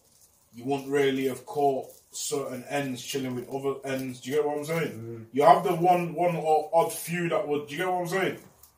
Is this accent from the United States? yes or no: no; Manchester, North West England, United Kingdom; I grew up in Hume. You know? I was originally from Hume.